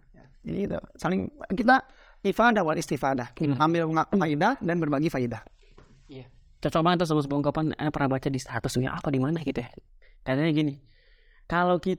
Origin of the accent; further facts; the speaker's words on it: Bandung, West Java, Indonesia; also born or lived in Garut; Bandung tulen